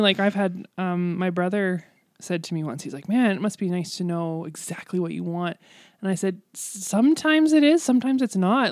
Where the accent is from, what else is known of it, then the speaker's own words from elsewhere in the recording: Canada; I love being Canadian, and I love where I live, and, and there, there is no place like home, really